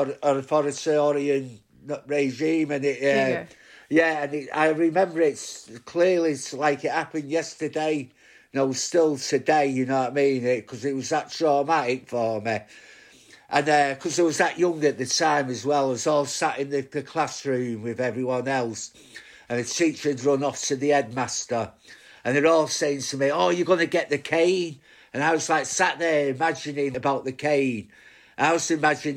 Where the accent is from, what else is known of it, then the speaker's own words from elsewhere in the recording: Bolton, North West England, United Kingdom; I was born in Bolton, but which is part of now Greater Manchester